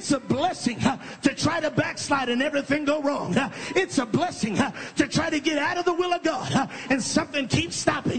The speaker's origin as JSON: {"language": "English", "region": "California", "country": "United States", "said": "I'm from California. I'm about 3 hours behind, so I got a lot of time."}